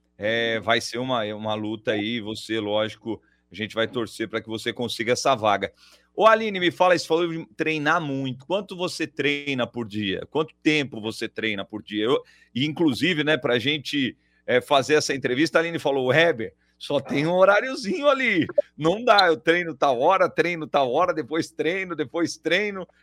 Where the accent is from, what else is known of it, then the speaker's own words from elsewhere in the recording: São Paulo, Brazil; também sou paulistano